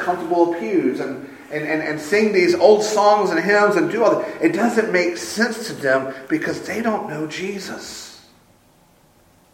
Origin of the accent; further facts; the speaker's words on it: Sumter, South Carolina, United States; Growing up in Sumter